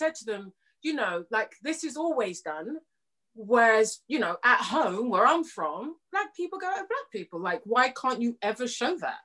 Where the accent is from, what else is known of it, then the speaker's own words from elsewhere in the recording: Jamaica; I'm Jamaican